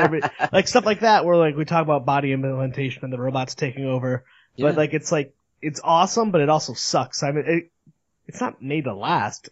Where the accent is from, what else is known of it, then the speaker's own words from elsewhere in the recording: Northeast, United States; I'm from the Northeast